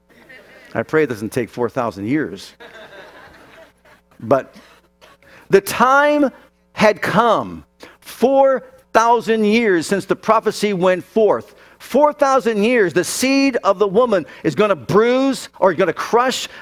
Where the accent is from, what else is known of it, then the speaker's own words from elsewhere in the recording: Youngstown, Ohio, United States; I was born up in Youngstown, Ohio